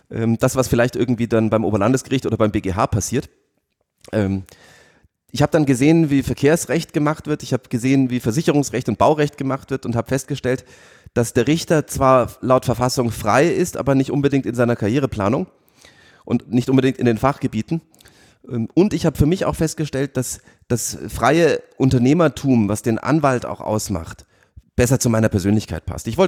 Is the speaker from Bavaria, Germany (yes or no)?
yes; Munich, Bavaria, Germany; Über ein paar Ausflüge, unter anderem nach London, bin ich dann in meine alte Heimat nach München zurückgekommen